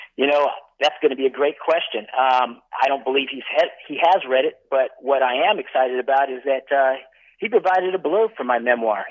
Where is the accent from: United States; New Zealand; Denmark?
United States; Northern California; moved away as an adult; here I am growing up in Northern California